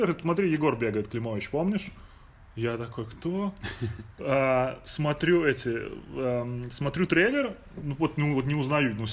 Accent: Minsk, Belarus; now in United States; с которым вместе мы приехали из Минска а, в Штаты.

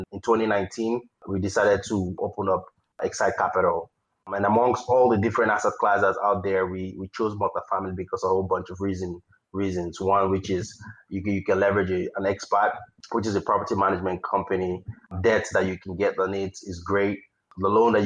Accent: Nigeria; moved away as an adult; now in United States; I was born and raised in Nigeria and I came to the United States for grad school

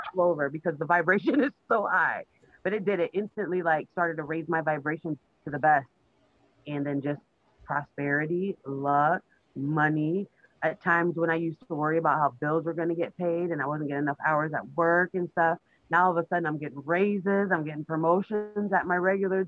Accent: Iowa, United States; I was born up here in Iowa.

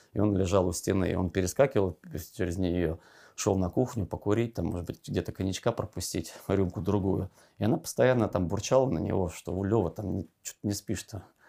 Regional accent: Siberia, Russia; я же из Сибири тоже

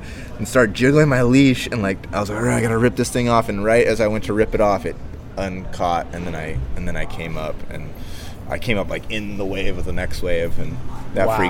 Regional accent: Big Island of Hawaii, United States; Growing up on the Big Island was awesome for me

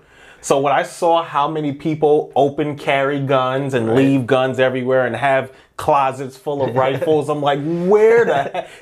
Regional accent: New York City, New York, United States; moved away as an adult; now in Ohio, United States; So I'm from Brooklyn, New York, and I grew up there.

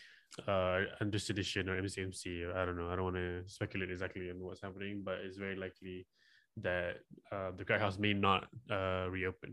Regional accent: Malaysia; I'm from Malaysia

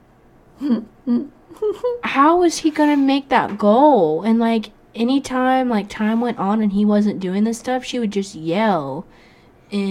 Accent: Fort Walton Beach, Florida, United States; I'm from Fort Walton

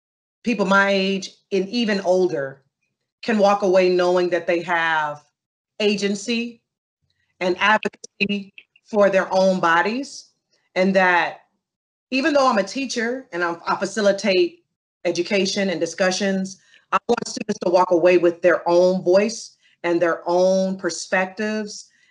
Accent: Lexington, Kentucky, United States; moved away as an adult; also born or lived in Ohio; growing up in Lexington, Kentucky

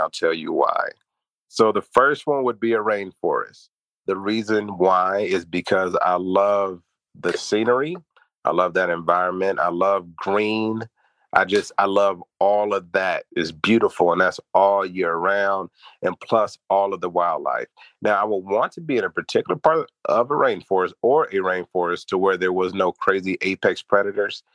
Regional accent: Los Angeles, California, United States; I was raised over on Fremont, next to Fremont, 78th Street, Fremont High School

